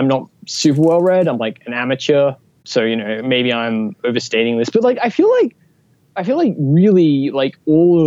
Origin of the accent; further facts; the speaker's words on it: Australia; I'm an Australian, so like, I think like actually, I figured out like a couple weeks ago, like I'm actually one quarter convict